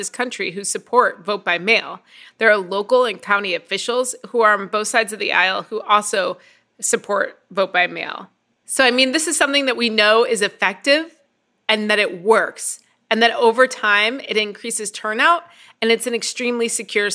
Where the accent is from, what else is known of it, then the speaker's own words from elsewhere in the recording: Midwest, United States; also born or lived in Indiana; I'm a Midwesterner. I live in Indiana.